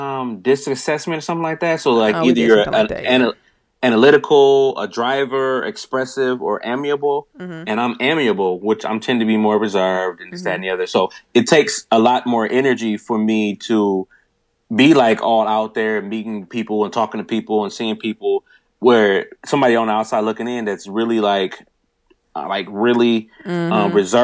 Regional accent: Nigeria; I'm Nigerian.

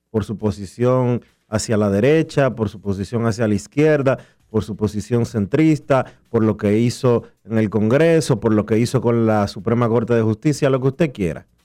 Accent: Dominican Republic; Oye, qué maleducados somos los dominicanos.

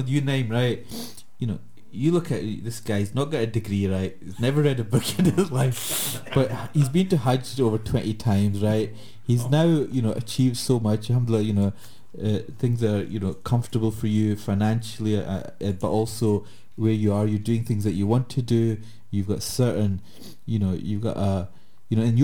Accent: Glasgow, Scotland, United Kingdom

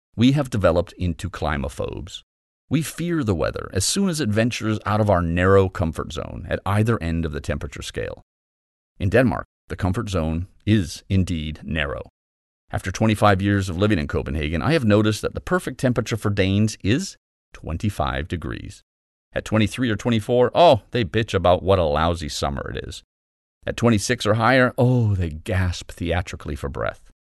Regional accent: Calgary, Alberta, Canada; I grew up in Calgary, so I know well the icy rage of a prairie winter.

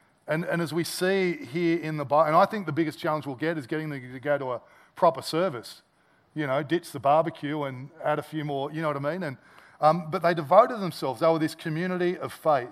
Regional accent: Australia; as an Aussie

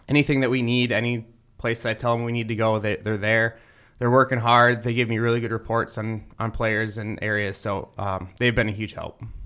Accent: Roseville, Minnesota, United States; moved away as an adult; also born or lived in Ohio; now in Maryland, United States; I'm originally from Roseville, Minnesota, uh, which is uh, just outside of St. Paul. Uh, grew up there playing hockey, baseball, football

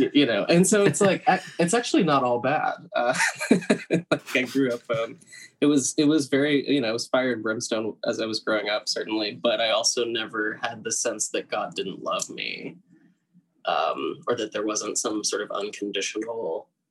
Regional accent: Tennessee, United States; moved away as an adult; also born or lived in Brooklyn, New York; now in New York, United States; I am originally from the South. I grew up in Tennessee

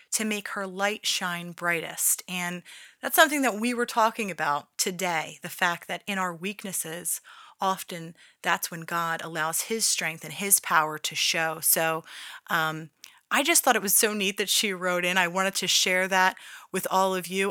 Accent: Philadelphia, Pennsylvania, United States; accent: Philly; my Philly accent is in full effect.

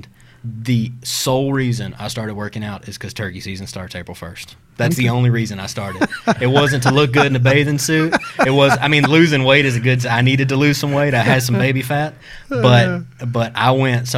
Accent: South Mississippi, United States; now in Tennessee, United States; we're from South Mississippi originally, mm-hmm. so we used to hunt deer hunt river swamps

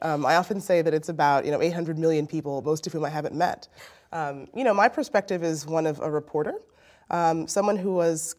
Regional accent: Nigeria; I know that the region from Lagos, Nigeria, which is the city I've spent most time in as a Nigerian

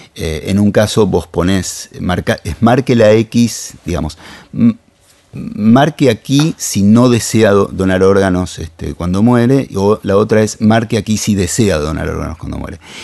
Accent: Argentina; somos Argentina

